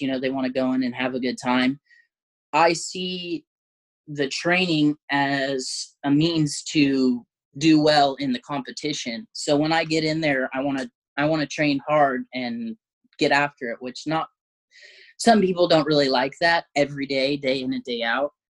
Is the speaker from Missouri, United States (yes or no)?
no; Southern Oregon, United States; now in Eugene, United States; I grew up in Southern Oregon, uh, which is like about three hours south from Eugene